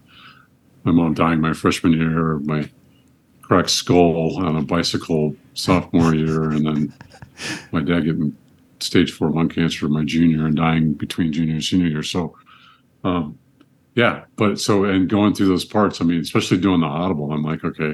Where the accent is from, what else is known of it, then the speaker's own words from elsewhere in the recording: Cupertino, California, United States; moved away as an adult; now in Georgia, United States; I grew up in Cupertino, and we called the hill Agony. Because our water polo team in high school would train on that.